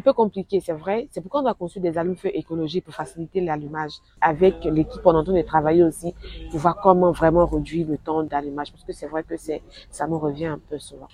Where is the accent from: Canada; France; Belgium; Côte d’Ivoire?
Côte d’Ivoire; western Côte d'Ivoire; now in Abidjan, Côte d'Ivoire; je viens de l'Ouest de la Côte d'Ivoire